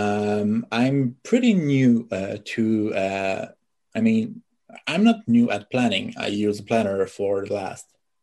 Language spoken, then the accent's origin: English; Canada; English is a second language; I'm French Canadian.